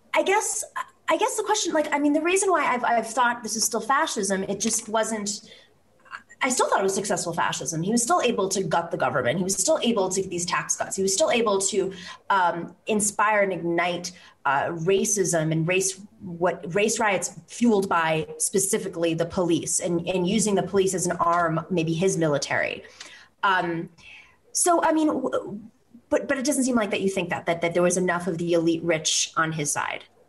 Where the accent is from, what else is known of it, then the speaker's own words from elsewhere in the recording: Buffalo, New York, United States; I grew up in Buffalo